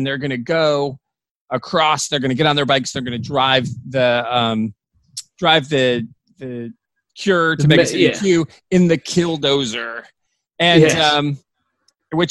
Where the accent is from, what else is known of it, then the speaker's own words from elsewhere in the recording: United States; I'm American